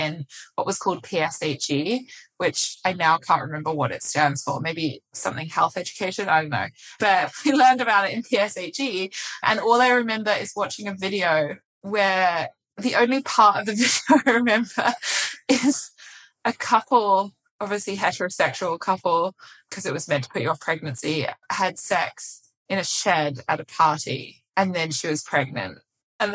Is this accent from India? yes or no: no; England, United Kingdom; moved away as an adult; now in New York, United States; If you couldn't tell by my accent already, it's slightly muddled now, but I assure you I did grow up in England and I moved to the US about almost 7 years ago now. Moved to New York.